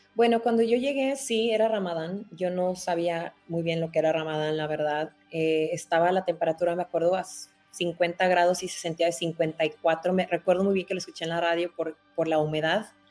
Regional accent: Tijuana, Baja California, Mexico; moved away as an adult; now in Doha, Qatar; yo salí de Tijuana desde que tenía 18 años

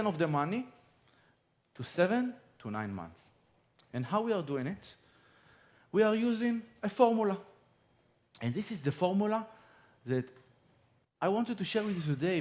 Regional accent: Israel; I'm from Israel.

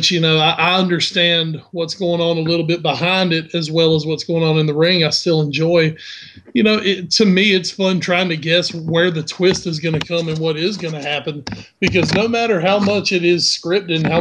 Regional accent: Rocky Mount, North Carolina, United States; I'm from Rocky Mount

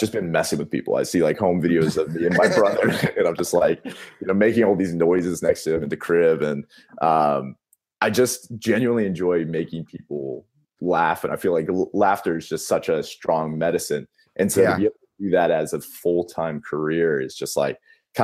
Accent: Boca Raton, Florida, United States; also born or lived in San Francisco, California; now in Tempe, United States; I'm actually from Florida

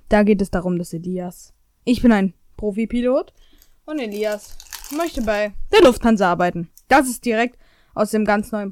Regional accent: Dortmund, North Rhine-Westphalia, Germany; Nee, ich komme ähm, aus Dortmund.

